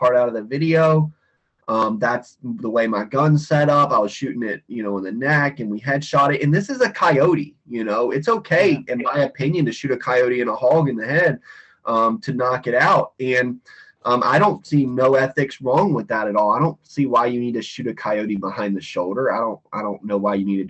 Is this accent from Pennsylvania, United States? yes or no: no; Western Virginia, United States; now in Florida, United States; I grew up in Western Virginia, big bear hunting area, dog hunters for bears, all that stuff.